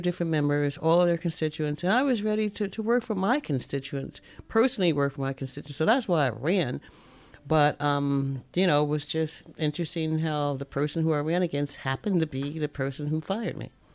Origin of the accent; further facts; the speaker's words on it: North New Jersey, United States; now in Alaska, United States; I was born and raised in New Jersey